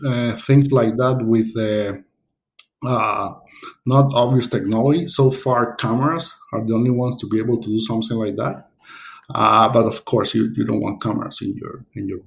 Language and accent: English; Havana, Cuba; moved away as an adult; also born or lived in Seville, Spain / Dublin, Ireland; I was born in Havana, Cuba. I did up to my engineering degree there